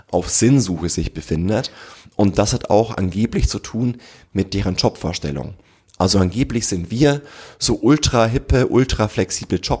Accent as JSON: {"language": "German", "country": "Germany"}